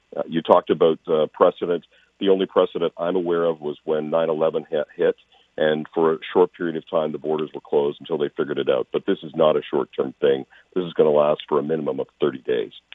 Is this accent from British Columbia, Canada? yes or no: no; Calgary, Alberta, Canada; moved away; I'm born and raised in Calgary